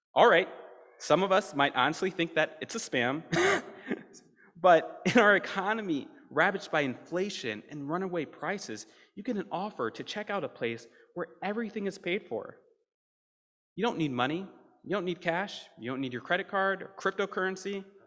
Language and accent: English; Deep South, United States; moved away; I'm a Southerner, raised in the Deep South